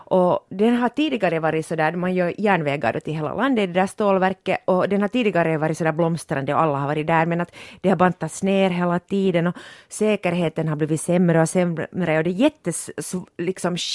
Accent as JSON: {"language": "Swedish", "town": "Porvoo", "region": "Uusimaa", "country": "Finland", "said": "vi är ju båda från Borgo"}